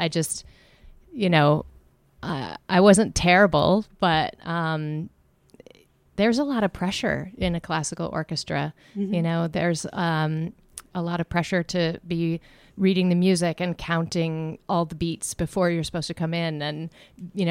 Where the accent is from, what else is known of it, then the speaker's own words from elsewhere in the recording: Newton, Massachusetts, United States; I grew up in the Boston area in Newton.